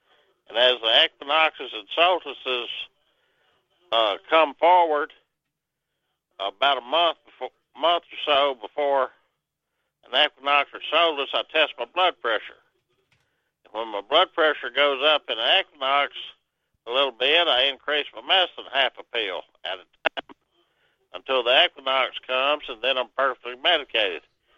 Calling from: Arkansas, United States; Southwest Arkansas.

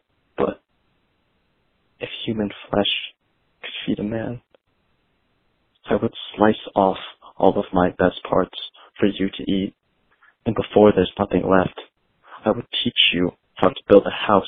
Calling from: New Haven, Connecticut, United States; I'm calling from New Haven, Connecticut

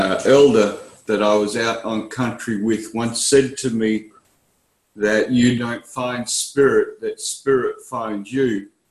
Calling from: Perth, Western Australia, Australia; I'm connected from Perth in Western Australia.

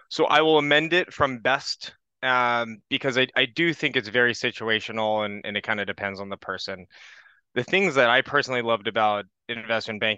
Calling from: California, United States; I'm calling in from the San Francisco Bay Area.

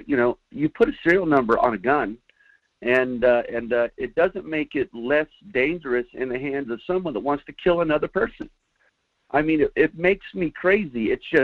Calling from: Fairbanks, Alaska, United States; Yeah, hi, Mike. … up in Fairbanks, Alaska.

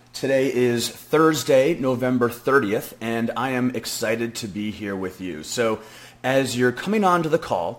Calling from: Frisco, Texas, United States; And I'm actually coming from Frisco, Texas, which is just outside of Dallas, Texas.

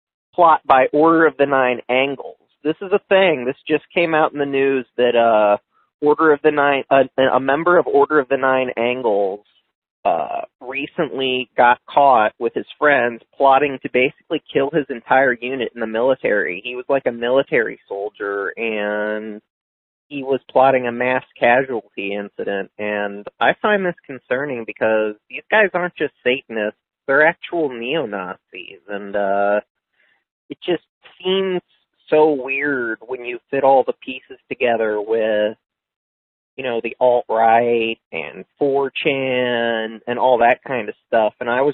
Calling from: Missouri, United States; Hi, Owen. This is …. I'm from Missouri.

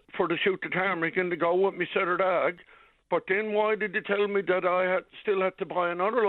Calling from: St. Bride's, Newfoundland and Labrador, Canada; I'm calling you from St. Bride's.

